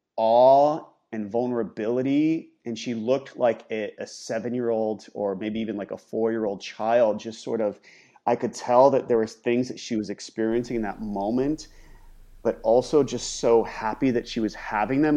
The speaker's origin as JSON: {"language": "English", "region": "Ohio", "country": "United States", "tie": "born or raised there", "moved": "as an adult", "said": "growing up in Ohio, leaving, um, getting the scholarship to go to U S C"}